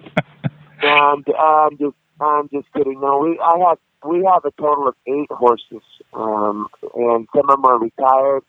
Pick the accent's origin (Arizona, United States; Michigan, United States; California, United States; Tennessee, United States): California, United States; Sacramento; I grew up in South Sacramento, which is kind of a ghetto neighborhood